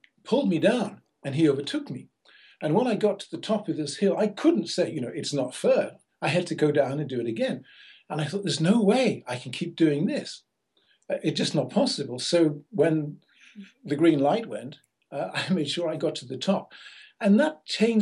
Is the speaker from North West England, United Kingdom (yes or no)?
yes; Liverpool, North West England, United Kingdom; I was born in Liverpool in England